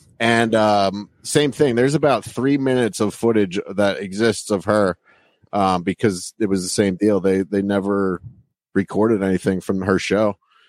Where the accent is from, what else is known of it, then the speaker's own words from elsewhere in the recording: Allentown, Pennsylvania, United States; moved away; I'm actually originally from Pennsylvania, so it was like around Allentown, Pennsylvania.